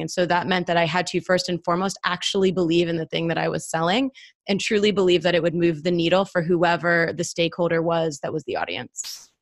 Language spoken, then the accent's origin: English; Northeast, United States; now in Atlanta, United States; I'm from the Northeast.